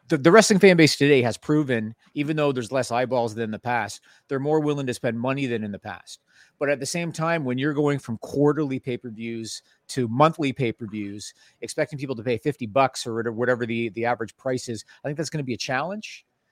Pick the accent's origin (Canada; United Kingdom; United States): Canada; I'm Canadian